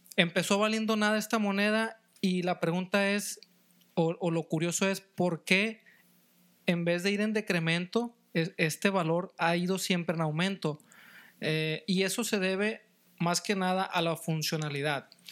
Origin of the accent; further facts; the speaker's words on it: Mexico; soy mexicano, yo como mexicano